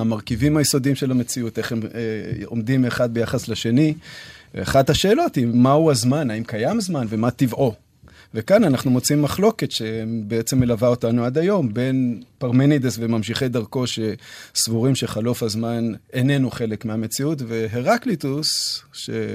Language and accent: Hebrew; Jerusalem, Jerusalem District, Israel; אני מירושלים